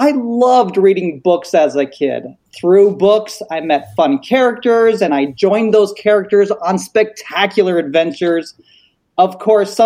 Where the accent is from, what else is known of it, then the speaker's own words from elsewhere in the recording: Colorado Springs, Colorado, United States; I grew up in Colorado Springs